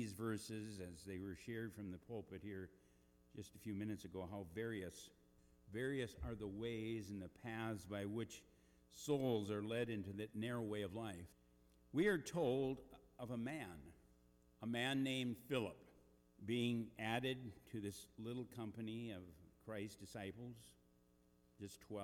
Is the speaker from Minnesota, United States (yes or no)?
yes; Eagle Bend, Minnesota, United States; I grew up in Eagle Bend, Minnesota